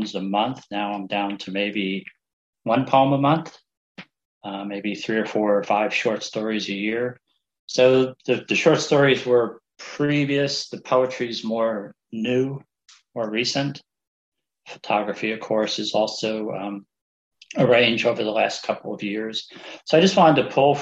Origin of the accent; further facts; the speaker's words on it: New Jersey, United States; I'm from New Jersey, and a lot of people go, "Where's your accent?" I said, "Not everybody in New Jersey, you know, talks like that."